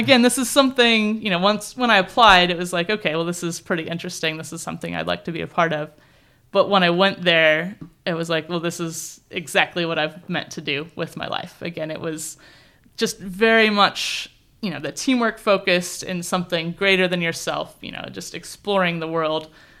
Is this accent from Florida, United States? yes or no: no; California, United States; born there; I was born in California.